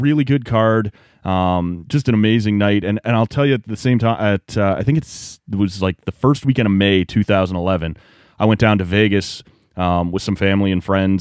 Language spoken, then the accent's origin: English; just outside Toronto, Ontario, Canada; I grew up just outside Toronto